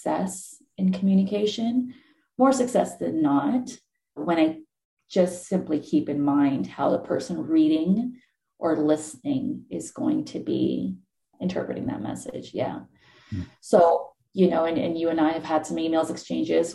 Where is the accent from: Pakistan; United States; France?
Pakistan; moved away; I was coming from a completely different cultural background and practices and all. And it wasn't that I didn't speak English. I spoke English. Pakistan's also colonized, went to a British school over there